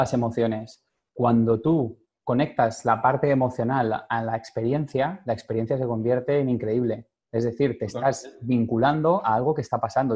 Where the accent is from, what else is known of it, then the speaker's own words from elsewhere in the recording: Valencia, Valencian Community, Spain; moved away; nací en Valencia, me crié en Valencia también